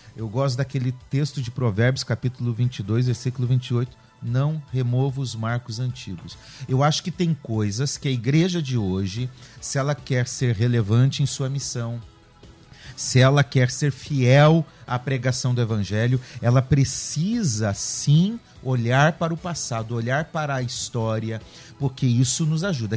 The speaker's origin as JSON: {"language": "Portuguese", "town": "Curitiba", "region": "Paraná", "country": "Brazil", "said": "Eu sou de Curitiba, lá em Curitiba, terra fria, com chuva."}